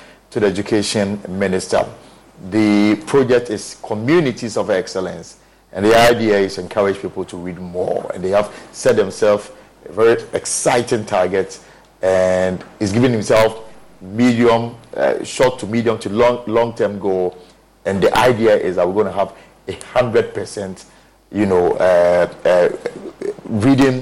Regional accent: Isuta, Ashanti, Ghana; I come from Isuta in the Ashanti region

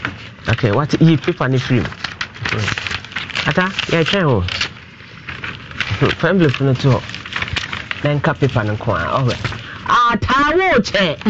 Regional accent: Kenya; Because I am a Kenyan queen mother.

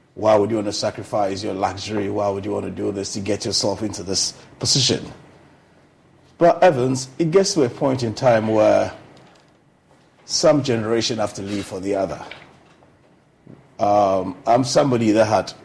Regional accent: Kumasi, Ashanti, Ghana; moved away as an adult; also born or lived in England; I grew up in Kumasi, went to Pokowari School, Form 1 to Upper 6, left to England

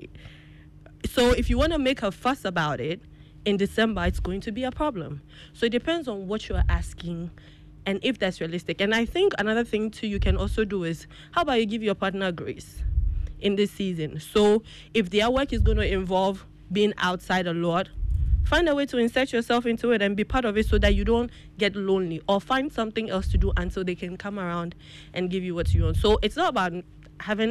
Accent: Ghana; moved away; I was birthed here and grew up a bit before I transitioned into other jurisdictions.

